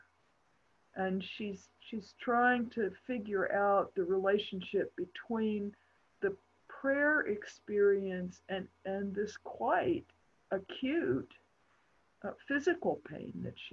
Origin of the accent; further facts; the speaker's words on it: Appalachia, United States; I'm an Appalachian isolate